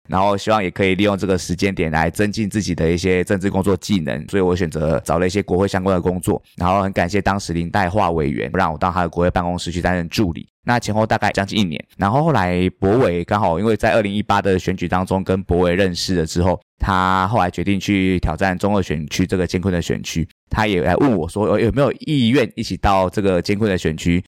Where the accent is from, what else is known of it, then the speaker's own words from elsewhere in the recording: Kaohsiung, Taiwan; 我从小到大都在高雄三明区这边出生长大，这也是我的故乡，也是我的成长的地方